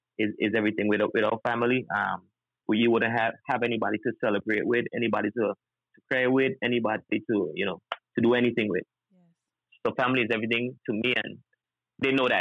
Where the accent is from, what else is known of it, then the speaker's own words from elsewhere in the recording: British Virgin Islands; I'm from the British Virgin Islands